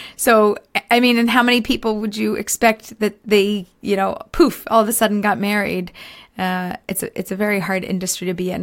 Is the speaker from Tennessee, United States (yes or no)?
no; Philadelphia, Pennsylvania, United States; moved away as an adult; now in Israel; I grew up in America, in Philadelphia. We moved to Israel just over two years ago